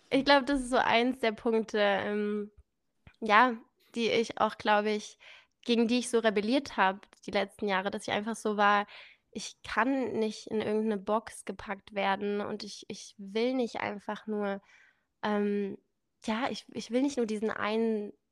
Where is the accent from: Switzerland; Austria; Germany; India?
India; born there; Ich bin in Indien geboren, da kommt auch dieser exotische Name.